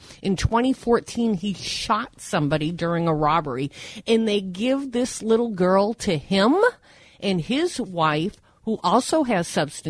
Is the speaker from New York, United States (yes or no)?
no; Manchester, New Hampshire, United States; the place I love more than anything, the state of New Hampshire, the Granite State. I'm from the Queen City